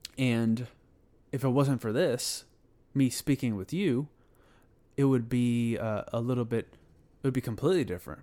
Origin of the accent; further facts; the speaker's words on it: Houston, Texas, United States; I'm from Houston, Texas